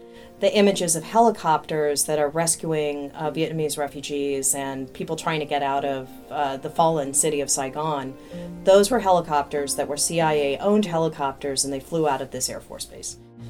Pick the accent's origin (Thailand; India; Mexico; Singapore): Thailand; born there; I thought for the longest time I was Thai American, because I was born in Thailand